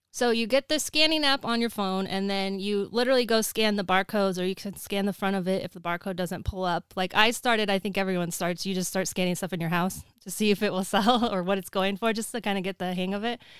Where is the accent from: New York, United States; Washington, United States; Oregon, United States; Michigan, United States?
Oregon, United States; moved away as an adult; also born or lived in Los Angeles; I'm originally from Oregon, but I moved down there for college and ended up staying